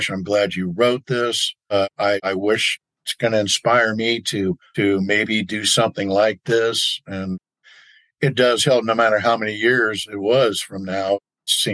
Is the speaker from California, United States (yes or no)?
yes; Oakland, California, United States; growing up in Oakland, California